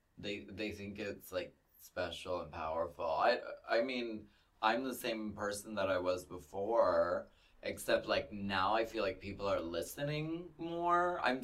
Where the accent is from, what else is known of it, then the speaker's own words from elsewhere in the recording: Pennsylvania, United States; I felt so much like that because I came from Pennsylvania